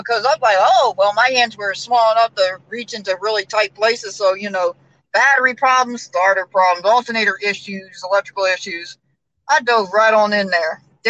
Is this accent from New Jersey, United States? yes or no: no; Capitol Heights, Maryland, United States; I'm from Maryland, actually.